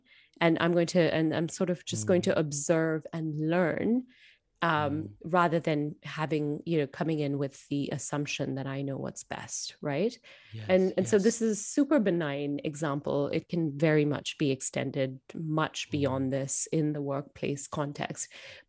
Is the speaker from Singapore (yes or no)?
yes; Singapore; So I present as an Indian woman. I was born and brought up in Singapore.